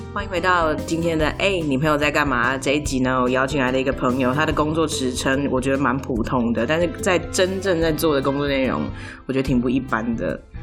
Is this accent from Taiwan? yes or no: yes; near Pingxi, New Taipei, Taiwan; moved away; 我老家在平西附近